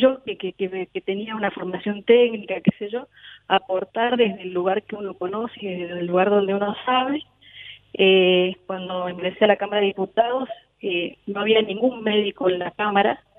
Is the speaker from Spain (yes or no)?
no; San Rafael, Mendoza, Argentina; now in Rivadavia, Argentina; Mi, mi terruño natal es San Rafael, pero hoy por cuestiones laborales estoy en Rivadavia, que es otro departamento de Mendoza